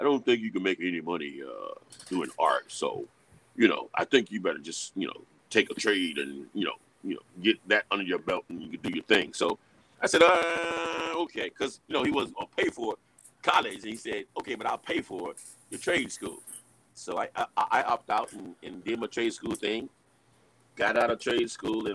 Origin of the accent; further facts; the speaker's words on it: Alabama, United States; Grew up in Alabama. I was a prime military kid, too. So we moved around